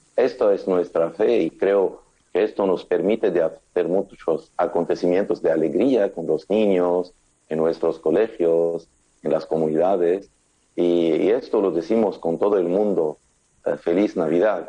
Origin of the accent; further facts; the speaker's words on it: Lebanon; en mi país